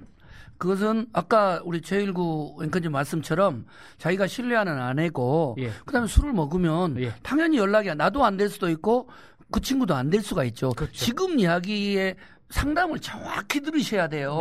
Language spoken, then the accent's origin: Korean; Gwangju, South Korea; 나는 또 광주 후배기도 하고